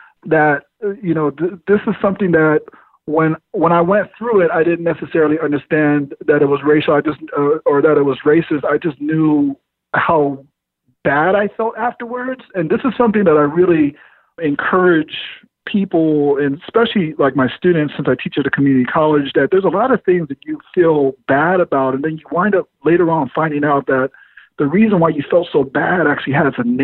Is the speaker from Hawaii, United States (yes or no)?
no; Oceanside, California, United States; being born and raised in Oceanside, which is a very racially diverse city